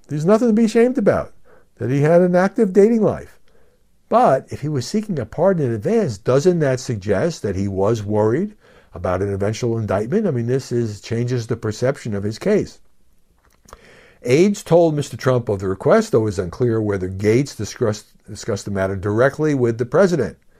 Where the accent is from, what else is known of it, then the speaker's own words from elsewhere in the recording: New York City, New York, United States; I grew up in New York City.